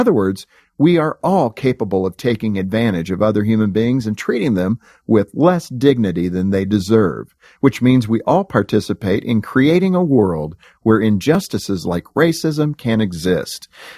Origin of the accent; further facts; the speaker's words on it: Compton, California, United States; I grew up in Compton, California. My friends were all from different races, cultures, and backgrounds. I saw racism up close from an early age.